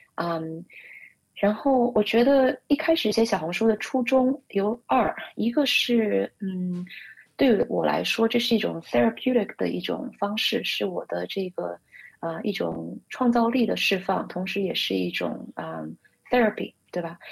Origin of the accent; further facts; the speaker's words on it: Shanghai, China; moved away as an adult; now in United States; 我是上海出生长大的独生女